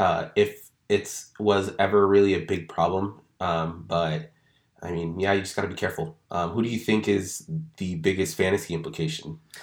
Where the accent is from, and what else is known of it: Portland, Oregon, United States; born or raised there